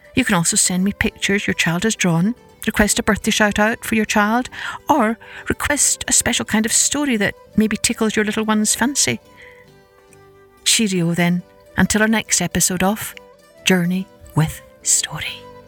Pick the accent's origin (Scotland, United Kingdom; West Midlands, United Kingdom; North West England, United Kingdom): Scotland, United Kingdom; I grew up in Scotland with an Irish father